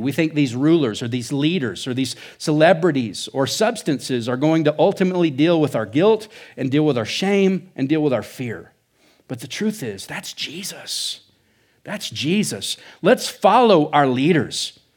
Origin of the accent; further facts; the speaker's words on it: Oklahoma, United States; now in Surprise, Arizona, United States; I think Oklahoma's the Midwest or South. I don't know. But that's where I come from. That's why I talk funny